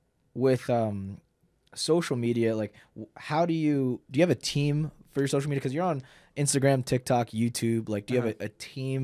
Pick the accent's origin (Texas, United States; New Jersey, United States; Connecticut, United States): New Jersey, United States; North Brunswick; moved away as an adult; now in Puerto Rico; I'm from North Brunswick.